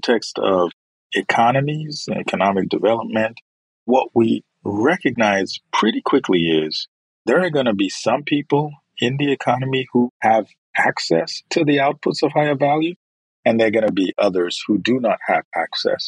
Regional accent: Nigeria; moved away as an adult; now in United States; I'm originally from Nigeria

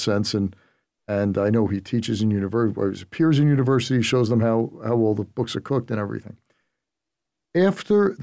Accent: New York City, New York, United States; I grew up in Brooklyn, and Eddie was in the community that I live

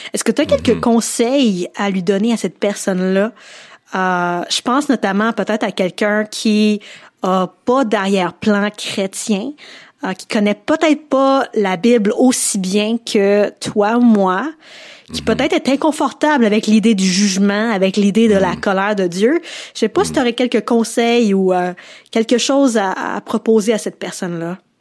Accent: Quebec, Canada; je suis en tant que québécoise, je fais partie du Québec

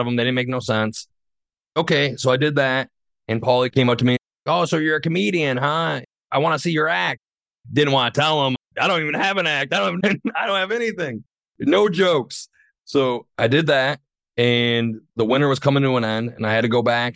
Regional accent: Saginaw, Michigan, United States; I'm from Saginaw

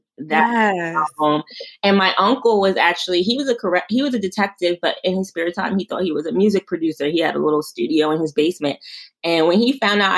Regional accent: New York City, New York, United States; also born or lived in Queens, New York; I'm from New York. I'm from Brooklyn.

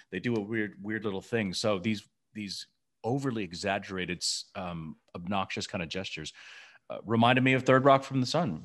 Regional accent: Memphis, Tennessee, United States; growing up in Memphis, Tennessee

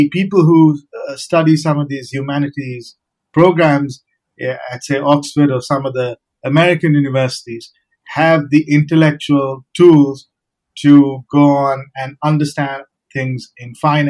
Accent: Sri Lanka; born there; also born or lived in India; And my journey began where I was born in Sri Lanka, but I went to boarding school, an international boarding school in India.

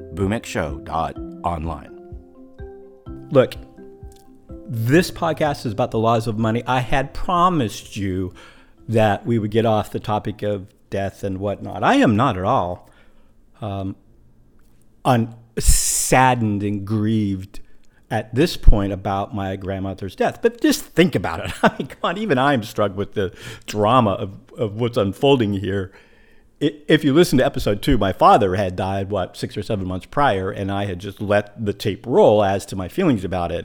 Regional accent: Pacific Northwest, United States; now in Puerto Rico; I am from the Pacific Northwest

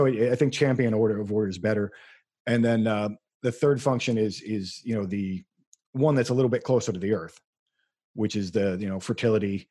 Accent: United States; my blood's pretty German, but I'm an American

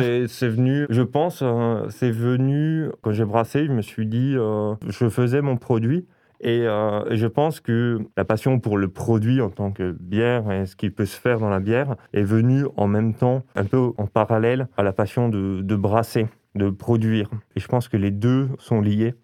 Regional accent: Belfort, Bourgogne-Franche-Comté, France; now in Strasbourg, France; je viens de Belfort.

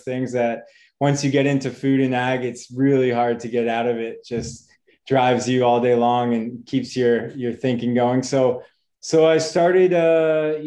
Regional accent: Boston, Massachusetts, United States; moved away; also born or lived in Wisconsin; I am from the United States, originally from Boston

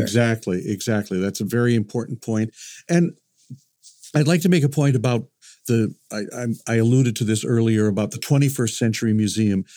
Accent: Chicago, Illinois, United States; moved away; I grew up in Chicago, which is a great museum town

